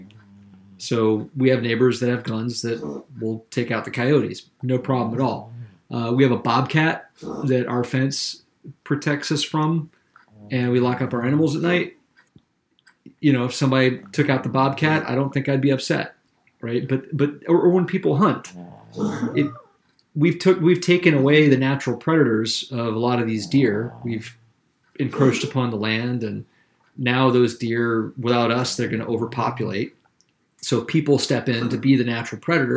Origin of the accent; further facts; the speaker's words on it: Columbia, South Carolina, United States; moved away as an adult; also born or lived in Charleston, South Carolina; now in Maine, United States; I'm from the capital city. I'm from Columbia. And when I got older, I moved to Charleston